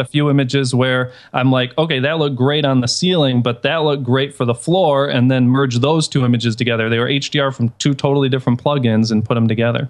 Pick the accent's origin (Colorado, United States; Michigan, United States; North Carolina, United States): Michigan, United States; Detroit; now in Chicago, United States; I'm originally from Detroit